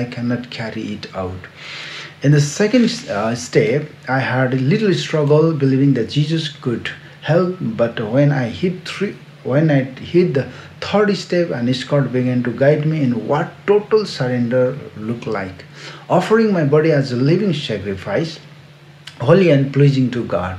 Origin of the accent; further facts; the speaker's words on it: Siliguri, West Bengal, India; he offered me a job in my hometown, four hours away in Siliguri